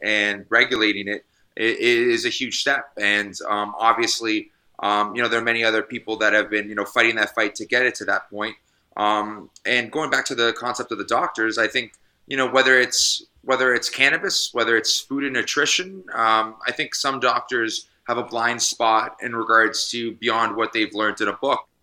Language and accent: English; Canada; also born or lived in British Columbia; it's my medical right as a Canadian